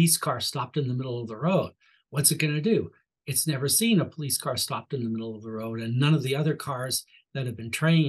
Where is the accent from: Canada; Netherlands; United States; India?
Canada; accent: Canadian; my Canadian accent